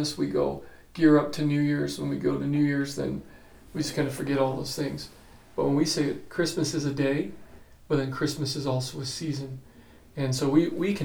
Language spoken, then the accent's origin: English; Phoenix, Arizona, United States; now in Gallup, United States; I grew up in Phoenix